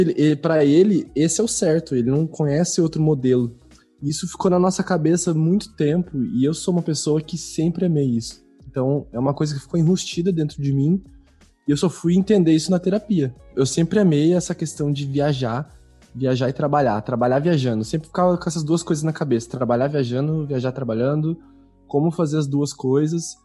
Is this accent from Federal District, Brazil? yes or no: no; São Paulo, Brazil; now in Porto Alegre, Brazil; atualmente eu moro em Porto Alegre, mas eu sou natural de São Paulo